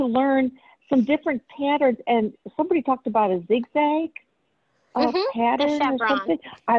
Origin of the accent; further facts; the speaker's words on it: Missouri, United States; I'm from Missouri, and I've been crocheting for about 15 so years